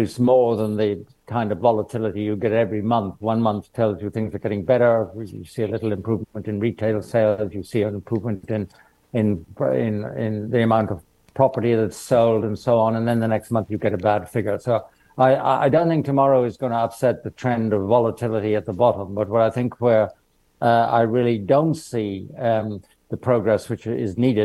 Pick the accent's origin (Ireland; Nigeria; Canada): Ireland; being Irish